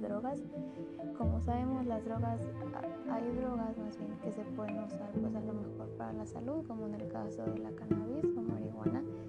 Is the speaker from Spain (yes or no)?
no; Mexico; como ciudadanos mexicanos